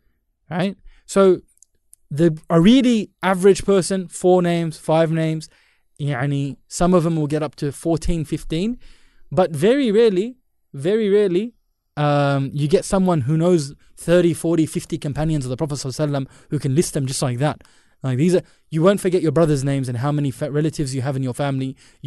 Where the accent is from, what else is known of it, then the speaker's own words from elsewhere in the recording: India; I'm Indian